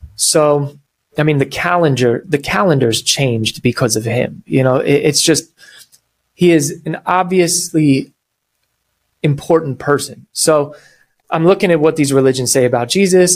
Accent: New York, United States; I'm from New York

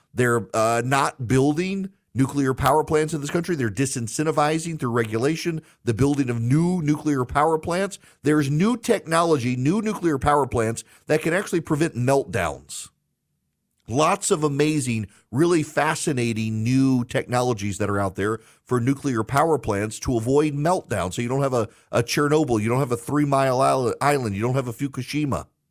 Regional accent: Louisiana, United States; I'm from Louisiana

